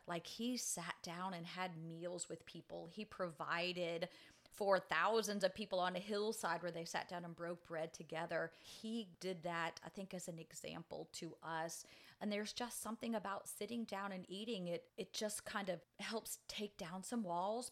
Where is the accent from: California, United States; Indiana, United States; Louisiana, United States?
Louisiana, United States; New Orleans; moved away as an adult; also born or lived in Metairie, Louisiana; now in Pensacola, United States; I was actually raised in New Orleans and then the suburb of Metairie, Louisiana